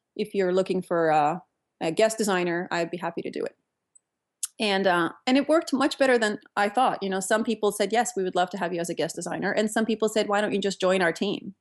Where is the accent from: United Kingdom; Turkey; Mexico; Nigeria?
Turkey; moved away as an adult; also born or lived in Pittsburgh, United States / New York, United States; now in Menlo Park, United States; I grew up in Turkey